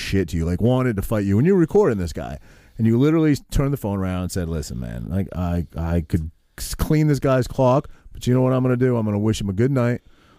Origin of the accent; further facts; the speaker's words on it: Maine, United States; now in New Jersey, United States; I'm not a New Jersey native. I grew up in Maine. Yeah, hit me. I grew up in Maine, but I've been here 23 years, so I consider myself a Jersey guy now.